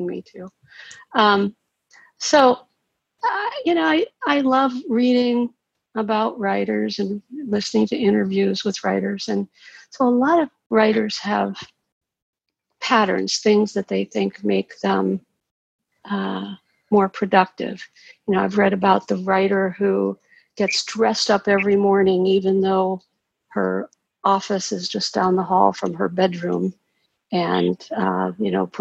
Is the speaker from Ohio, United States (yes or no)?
yes; Cincinnati, Ohio, United States; also born or lived in Florida; I'm from Cincinnati, but I've been living in Florida half the time for the last couple